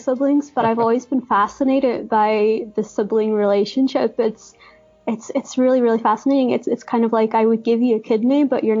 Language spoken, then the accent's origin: English; Derry, Northern Ireland, United Kingdom; my own hometown of Derry.